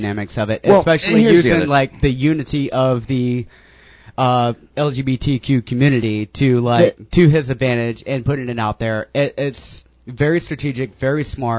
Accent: the Bible Belt, United States; moved away as an adult; now in St. Petersburg, United States; I grew up in the Bible Belt

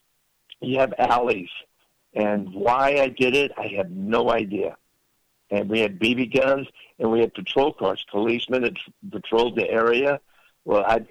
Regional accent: Lakewood, California, United States; also born or lived in Watts, Los Angeles, California; We moved to Lakewood. But up until 7 or 8 years old, we're in Watts, South Central Los Angeles

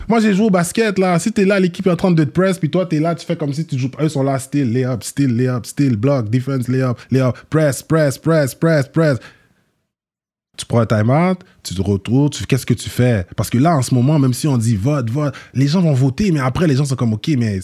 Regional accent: Quebec, Canada; also born or lived in Montréal-Nord; je suis né au Québec, je suis né, j'ai grandi au Québec

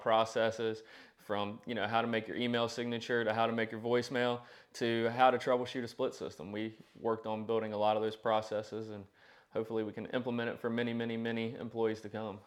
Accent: Danville, Virginia, United States; I was raised in the Danville, Pennsylvania County area.

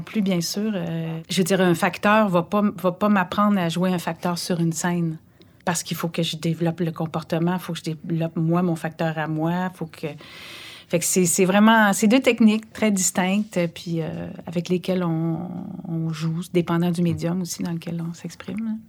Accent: Montreal, Quebec, Canada; also born or lived in Anjou, Montreal; J'ai grandi, ben, je suis née euh, sur la rue d'Orion, à Montréal

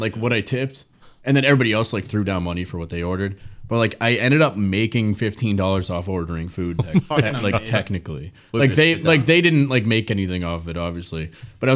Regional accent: Norwood, Massachusetts, United States; I'm not from the South Shore either. I'm from Norwood

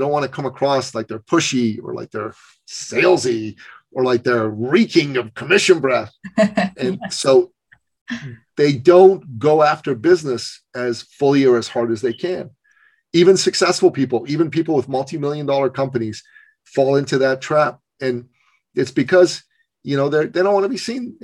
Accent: Iran; moved away; Basic human rights, basic women's rights don't exist in my home country

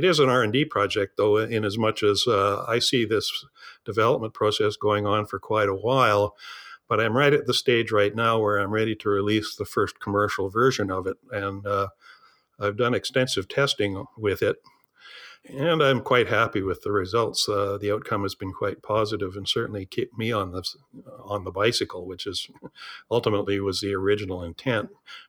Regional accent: Saskatchewan, Canada; I grew up in southern Saskatchewan. I'm actually a farm boy by birth. Went to the University of Saskatchewan in Saskatoon

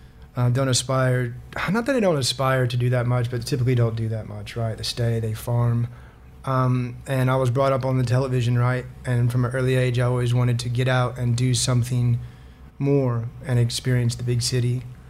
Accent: Griggsville, Illinois, United States; moved away; So I am an American. My accent, you may or may not be able to tell. I've been here 15 years now, and so my accent's a little bit all over the shop. I grew up in a small town, 1,300 people, called Griggsville, Illinois.

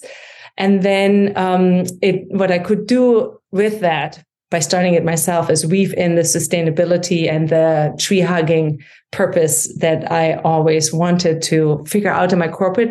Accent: Germany; accent: German; English is a second language; moved away as an adult; also born or lived in St. Louis, Missouri; now in United States; you can hear from my accent that I grew up in Germany and came to the States

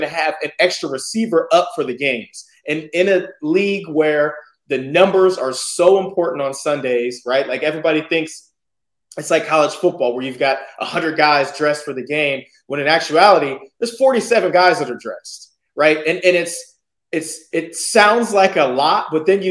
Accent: San Diego, California, United States; I'm repping my hometown now, San Diego State

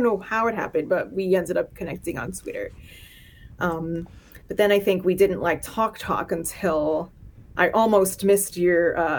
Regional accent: Miami, Florida, United States; moved away as an adult; now in Lowell, United States; I'm a Floridian. But yeah, I grew up in Miami, Florida, and I fled in my early 20s

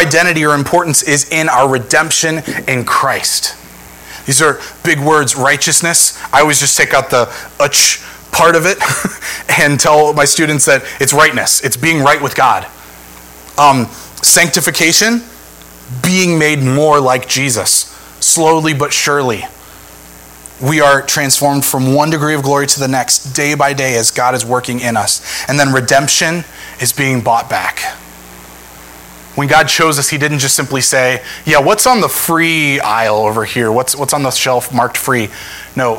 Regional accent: Northeast Ohio, United States; I'm from Northeast Ohio

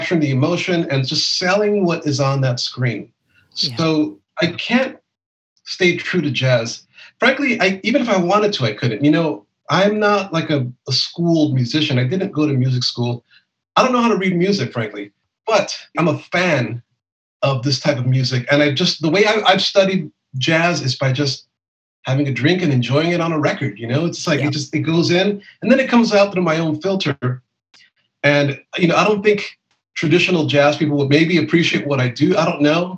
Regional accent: Los Angeles, California, United States; where I grew up in East

